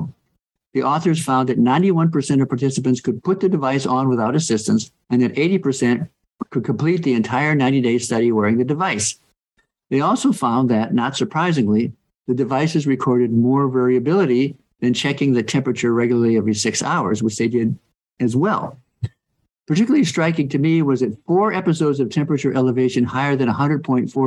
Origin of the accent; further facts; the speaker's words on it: North Carolina, United States; my home state of North Carolina